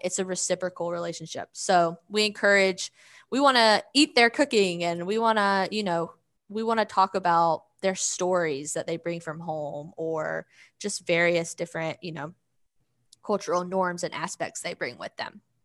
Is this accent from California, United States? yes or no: no; Georgia, United States; accent: Southern; first language English; moved away as an adult; also born or lived in Philadelphia; now in Arkansas, United States; I grew up in Georgia and then I moved to Philadelphia